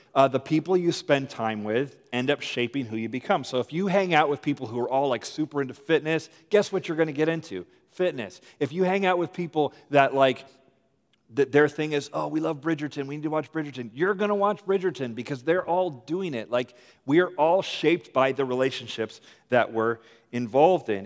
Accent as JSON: {"language": "English", "country": "United States", "also_born_or_lived": "Richmond, Virginia", "said": "I'm American"}